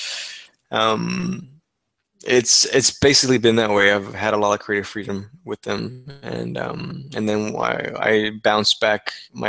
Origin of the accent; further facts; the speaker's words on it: Texas, United States; I was able to agree to work from my hometown here in Texas